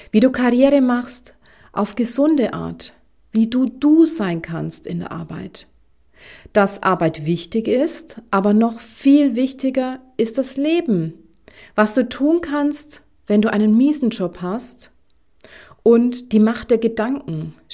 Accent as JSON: {"language": "German", "region": "Bavaria", "country": "Germany", "said": "Mein Mann und ich, wir werden irgendwann mal in die Provence ziehen. Und wie man an meinem süßen Akzent hören kann, komme ich ursprünglich aus Bayern."}